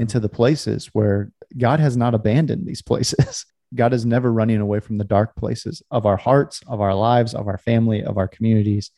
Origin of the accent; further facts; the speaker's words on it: California, United States; I grew up in California